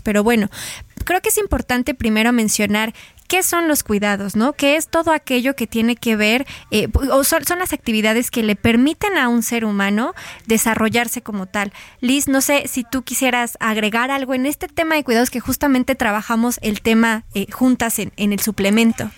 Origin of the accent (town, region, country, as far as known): Mexico